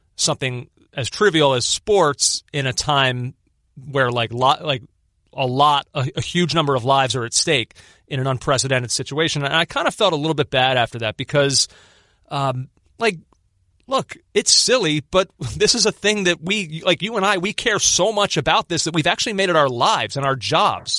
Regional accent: Philadelphia, Pennsylvania, United States; as a Philadelphian, I was born in nineteen eighty-four.

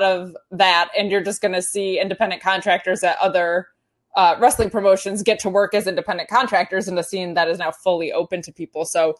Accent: Binghamton, New York, United States; in my hometown of Binghamton, where I'm originally from

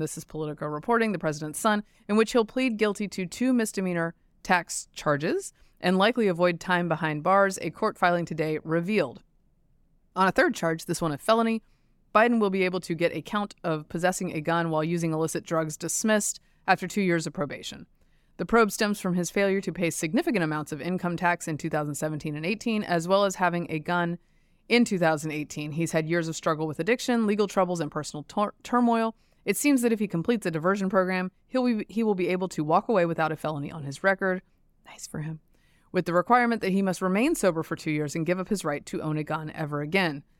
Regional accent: Durham, North Carolina, United States; my hometown

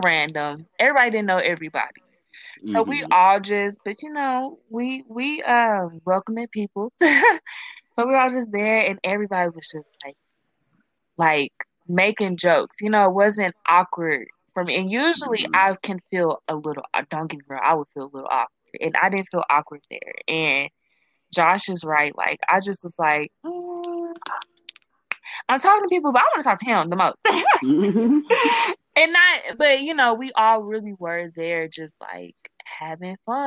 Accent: Kansas City, United States; moved away; I'm from Kansas City

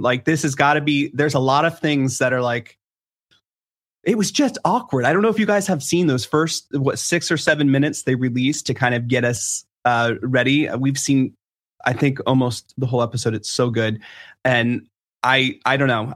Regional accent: Washington, District of Columbia, United States; I'm from D C

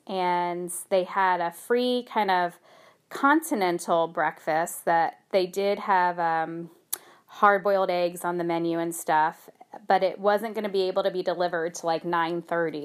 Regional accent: United States; I feel so spoiled as an American. I don't speak any other languages

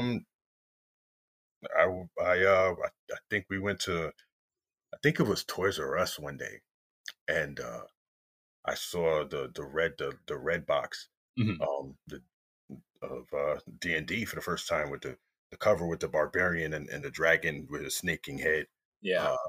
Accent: Uniondale, New York, United States; I grew up in Uniondale, New York

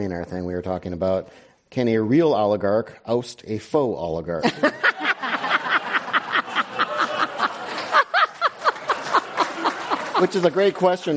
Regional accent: Wisconsin, United States; moved away; I'm from Wisconsin

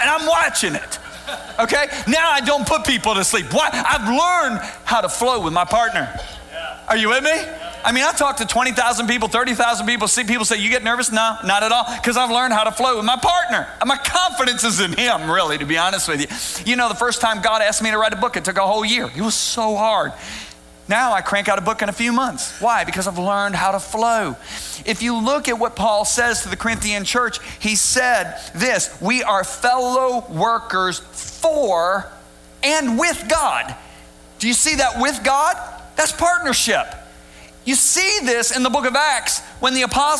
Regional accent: western Michigan, United States; I grew up in Michigan, in western part of the state

